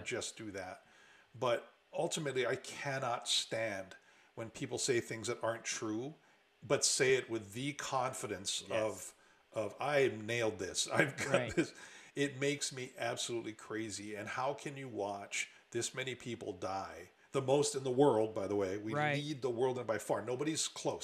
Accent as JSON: {"language": "English", "area": "Oahu", "region": "Hawaii", "country": "United States", "tie": "born or raised there", "moved": "yes", "lives_now": "Seattle, United States", "said": "I grew up in Hawaii"}